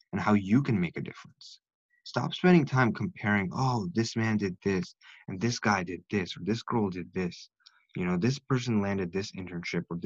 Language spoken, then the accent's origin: English; India; I am South Asian. I'm from India.